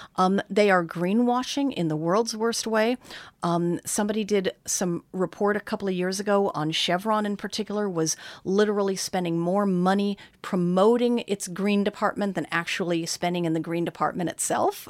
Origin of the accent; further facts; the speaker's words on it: California, United States; I am instead a Californian